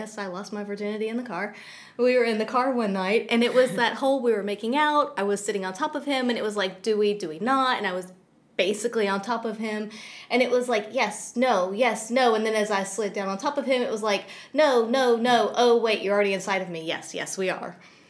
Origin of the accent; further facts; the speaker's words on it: the South, United States; more recently I was raised in the South, and it was, you know, a very religious area.